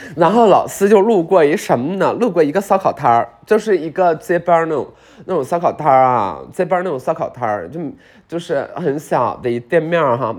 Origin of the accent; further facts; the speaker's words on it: Beijing, China; 北京人，我们北京人